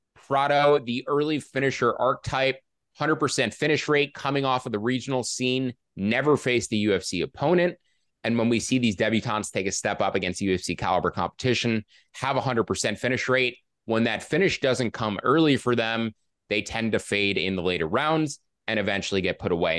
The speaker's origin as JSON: {"language": "English", "town": "New York City", "region": "New York", "country": "United States", "said": "I am from Queens originally"}